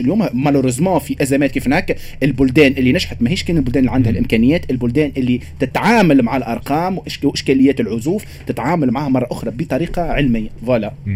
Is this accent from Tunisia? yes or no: yes; Tunisia; نحن عندنا في تونس